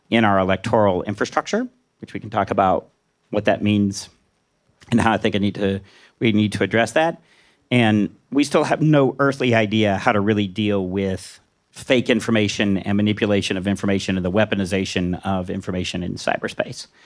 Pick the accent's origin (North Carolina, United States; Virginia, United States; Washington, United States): Washington, United States; I'm from Washington. You know, we always give ourselves inflated grades.